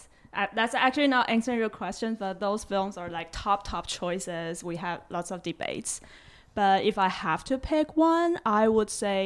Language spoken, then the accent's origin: English; Taipei, Taiwan; they have such a like a nostalgic street view in Taipei City, and I grew up in Taipei.